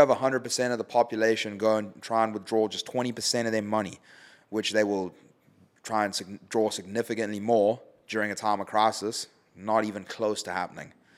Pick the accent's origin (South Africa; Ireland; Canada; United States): South Africa; It's my home country.